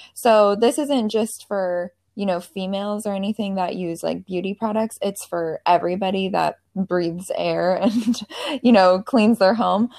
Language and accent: English; Seattle, Washington, United States; moved away as an adult; now in Charleston, United States; I'm from the Seattle area.